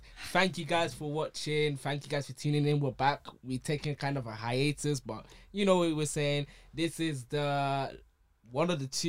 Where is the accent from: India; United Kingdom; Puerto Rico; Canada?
United Kingdom; England; I'm Nigerian, born and raised in England as well.